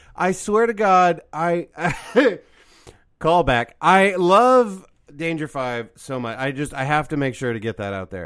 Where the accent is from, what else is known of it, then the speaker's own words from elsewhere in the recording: Midwest, United States; I grew up in Midwest